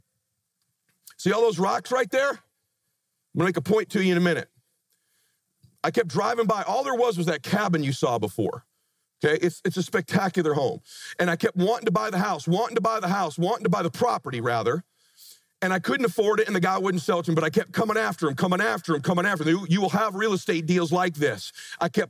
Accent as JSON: {"language": "English", "town": "Pomona", "region": "California", "country": "United States", "tie": "born or raised there", "moved": "as an adult", "lives_now": "Laguna Beach, United States", "said": "I met my wife, we grew up in Pomona"}